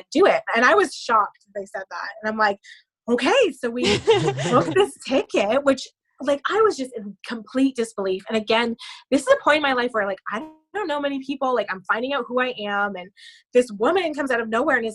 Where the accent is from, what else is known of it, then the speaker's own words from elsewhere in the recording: a couple hours outside of Toronto, Ontario, Canada; I'm from Canada, a couple hours outside of Toronto